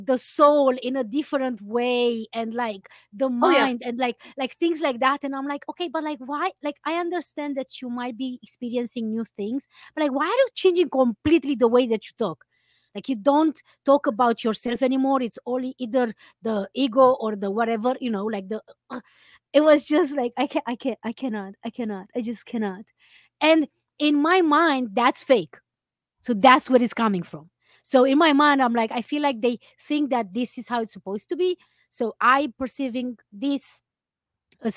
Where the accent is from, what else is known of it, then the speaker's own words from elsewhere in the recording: Romania; moved away as an adult; also born or lived in Iceland; now in New York, United States; the climate in New York is kind of similar with what we have in Romania